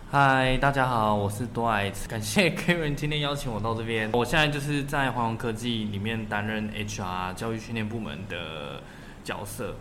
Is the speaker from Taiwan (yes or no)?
yes; Taiwan; 我不能批评台湾的教育体制啊